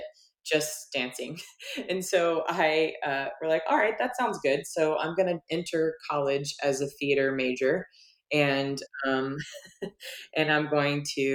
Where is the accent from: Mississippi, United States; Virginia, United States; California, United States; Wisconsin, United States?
Virginia, United States; moved away as an adult; also born or lived in Oregon; now in Portland, United States; I'm from Virginia, and of course I've been in Oregon for a really long time now